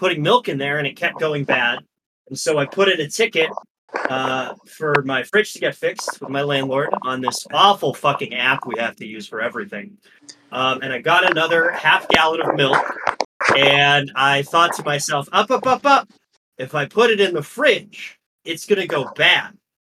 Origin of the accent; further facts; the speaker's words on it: Midwest, United States; now in Boston, United States; I've obviously lived most of my life in Boston, but I am originally from the Midwest, and so I also have a strong respect and occasional fear of milk.